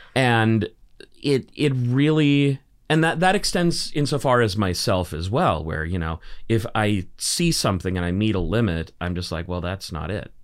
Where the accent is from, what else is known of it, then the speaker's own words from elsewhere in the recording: Burnaby, British Columbia, Canada; I grew up in Burnaby, of all places.